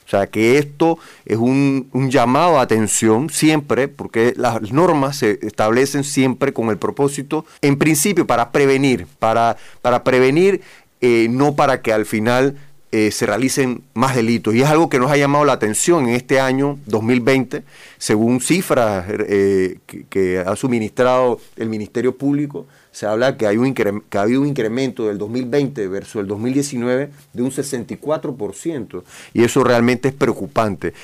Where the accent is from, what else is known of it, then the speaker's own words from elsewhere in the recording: Panama; como panameños